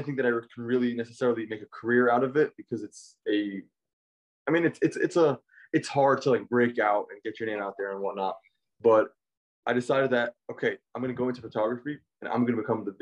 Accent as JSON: {"language": "English", "town": "New York City", "region": "New York", "country": "United States", "tie": "born or raised there", "moved": "as an adult", "lives_now": "Los Angeles, United States", "said": "I was born and raised in Brooklyn, New York, youngest of 10"}